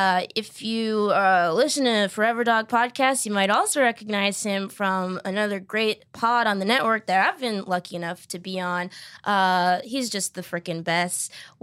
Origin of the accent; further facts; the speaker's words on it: East Coast, United States; moved away as an adult; also born or lived in New York; now in Los Angeles, United States; I grew up on the East Coast and then like lived in New York for 6 years.